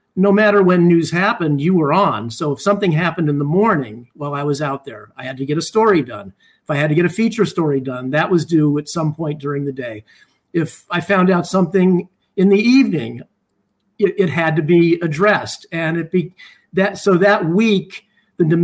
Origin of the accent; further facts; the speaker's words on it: Los Angeles, California, United States; I grew up in the San Fernando Valley in the LA area